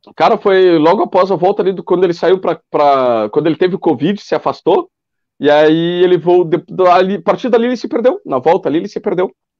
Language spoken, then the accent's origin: Portuguese; Bagé, Rio Grande do Sul, Brazil; moved away as an adult; now in Ilha Negra, Brazil; eu sou de Bagé e moro há nove anos aqui em Ilha Negra